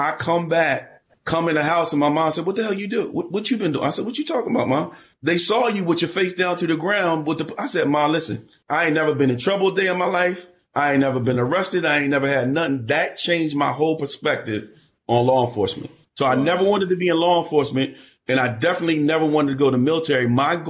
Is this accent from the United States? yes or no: yes; Wilmington, Delaware, United States; also born or lived in Chester, Pennsylvania; we moved down to Wilmington, Delaware, and that's where I grew up.